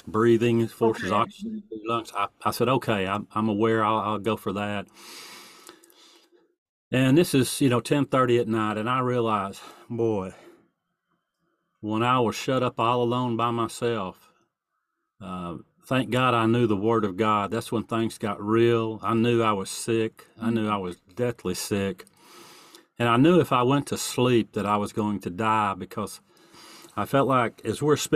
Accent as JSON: {"language": "English", "region": "East Texas", "country": "United States", "said": "I'm from East Texas."}